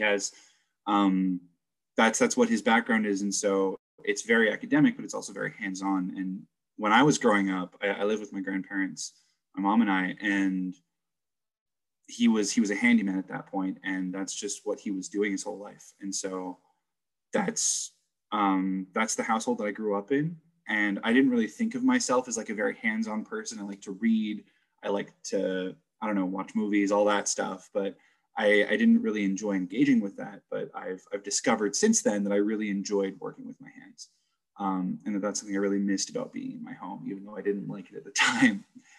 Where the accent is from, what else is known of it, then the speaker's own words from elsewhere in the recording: New Jersey, United States; also born or lived in California; I grew up in New Jersey. Kind of hopped around all over the place. I started out in California, moved to New Jersey when I was about 12.